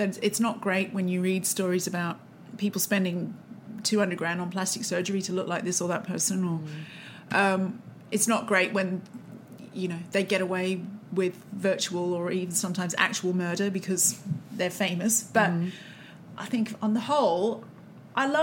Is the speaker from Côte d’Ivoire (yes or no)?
no; Australia; moved away; I'm from Australia